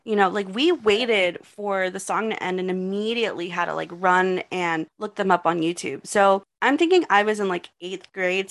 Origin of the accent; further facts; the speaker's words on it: Texas, United States; I'm from Texas